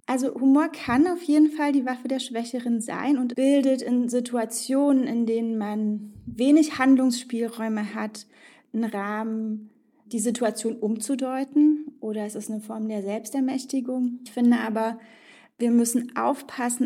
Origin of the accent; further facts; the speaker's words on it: East Germany, Germany; also born or lived in Tajikistan / Israel / Frankfurt am Main; Ich bin in Tadschikistan geboren, in der ehemaligen Sowjetunion und aufgewachsen in Ostdeutschland. Wir haben zu Hause Russisch und Deutsch gesprochen.